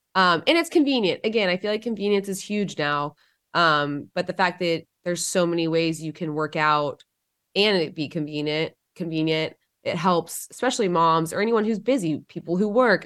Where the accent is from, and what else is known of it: Georgia, United States